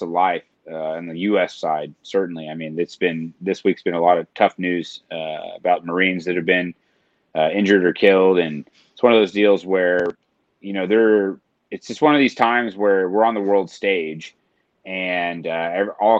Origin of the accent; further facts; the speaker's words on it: Tulsa, Oklahoma, United States; I grew up in Tulsa